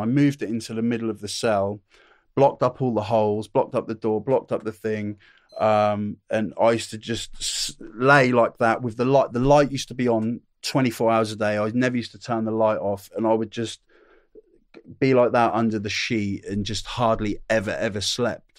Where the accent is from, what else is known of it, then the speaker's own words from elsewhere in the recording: Norwich, East of England, United Kingdom; also born or lived in Newcastle / Ashington; I lived there, uh, up there in Newcastle until I was eight years old. And then my dad got a land job, uh, 'cause he's working on the rigs. He got a land job down in Norwich. Uh, so m, m, my family, me, my brother, my mum and dad all wo, moved down to Norwich, uh, lived in Norwich